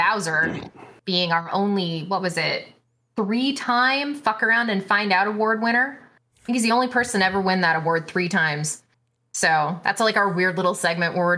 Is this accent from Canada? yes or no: yes; Canada; moved away as an adult; now in United States; I'm Canadian